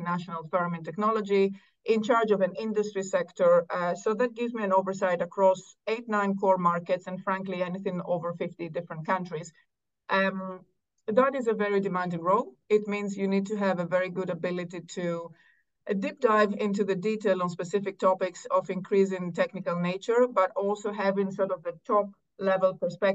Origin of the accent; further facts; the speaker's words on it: Athens, Attica, Greece; moved away as an adult; also born or lived in Cambridge, United Kingdom; I think I'm solidly Greek. Both parents Greek. I grew up in Athens.